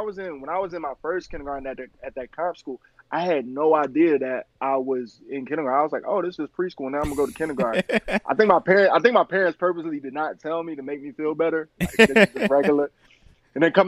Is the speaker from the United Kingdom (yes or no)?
no; New Jersey, United States; moved away as an adult; also born or lived in Philadelphia, Pennsylvania; now in Portland, United States; we moved to from Philly into Jersey